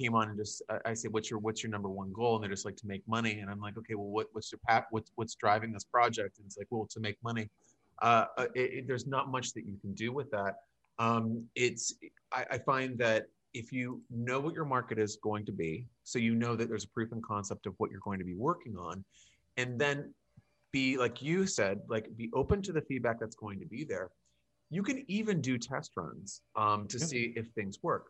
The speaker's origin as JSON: {"language": "English", "town": "Pittsburgh", "region": "Pennsylvania", "country": "United States", "moved": "yes", "lives_now": "Florida, United States", "said": "I'm originally from Pittsburgh."}